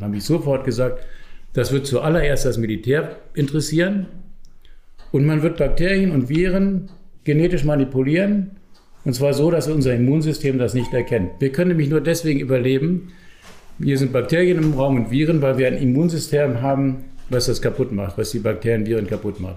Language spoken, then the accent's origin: German; Germany; now in Austria; Ich komme ja aus Deutschland, wie man hört, an meiner Sprache.